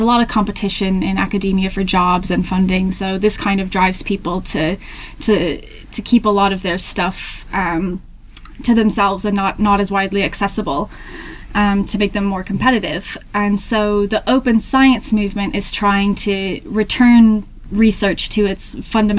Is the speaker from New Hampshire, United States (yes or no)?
yes; Hampton, New Hampshire, United States; moved away as an adult; also born or lived in Tennessee; now in Manchester, United Kingdom; I'm originally from Hampton, New Hampshire in the US.